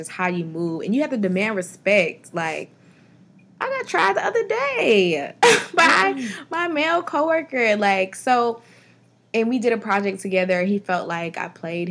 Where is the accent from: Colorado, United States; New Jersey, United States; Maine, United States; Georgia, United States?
Georgia, United States; Atlanta; I'm from Atlanta, and I've been here all my life